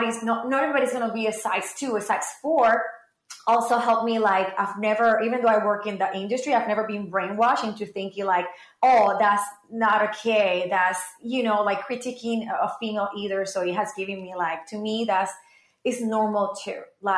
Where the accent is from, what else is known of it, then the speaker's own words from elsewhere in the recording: Puerto Rico; growing up in Puerto Rico